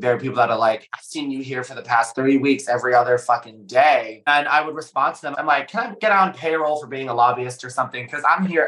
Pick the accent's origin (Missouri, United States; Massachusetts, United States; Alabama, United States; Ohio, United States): Missouri, United States; St. Louis; moved away; I started my career and I grew up in St. Louis, Missouri.